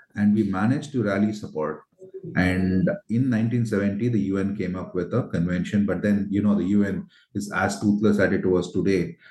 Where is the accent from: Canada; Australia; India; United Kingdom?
India; Tamil Nadu; my home state uh, in Tamil Nadu